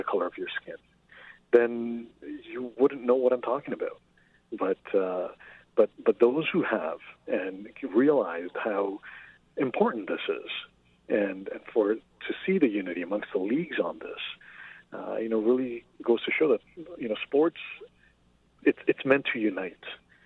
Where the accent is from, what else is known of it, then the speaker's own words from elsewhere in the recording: Toronto, Ontario, Canada; I grew up in Jane and Finch in Toronto